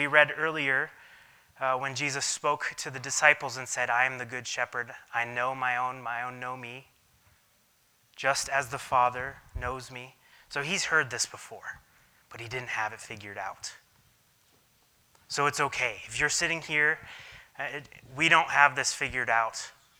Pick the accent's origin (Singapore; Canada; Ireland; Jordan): Jordan; When I grew up in Jordan, I have this memory of looking out the back window of our house and then seeing two or three shepherds standing next to each other